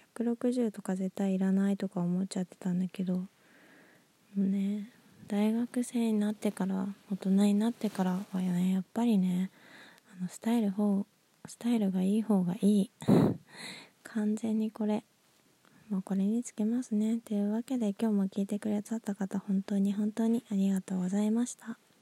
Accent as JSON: {"language": "Japanese", "town": "Nagoya", "region": "Aichi", "country": "Japan", "tie": "born or raised there", "moved": "yes", "said": "私の実 家は名古屋市内なんですけど"}